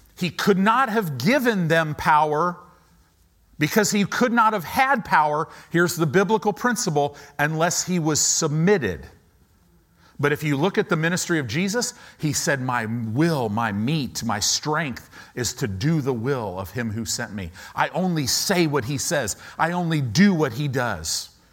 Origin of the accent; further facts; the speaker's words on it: United States; as Americans